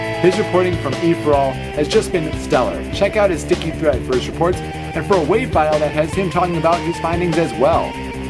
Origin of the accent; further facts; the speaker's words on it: Hemet, California, United States